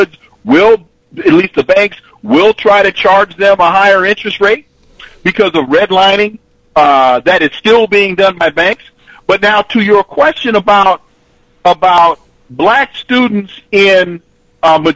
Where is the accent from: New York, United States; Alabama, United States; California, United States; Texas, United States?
California, United States; moved away; I'm originally from California